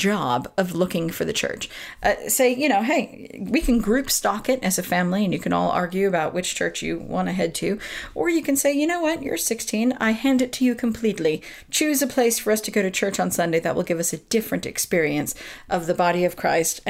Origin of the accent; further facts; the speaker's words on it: Southern California, United States; moved away as an adult; now in United Kingdom; I grew up in Southern California